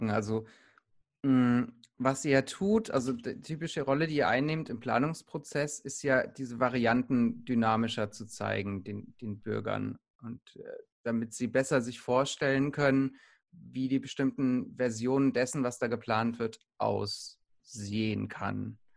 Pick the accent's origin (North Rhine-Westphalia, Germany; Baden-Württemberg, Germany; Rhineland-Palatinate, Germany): Baden-Württemberg, Germany; Heidelberg; Das ist meine Heimatstadt und da gibt es ganz große Konversionsflächen.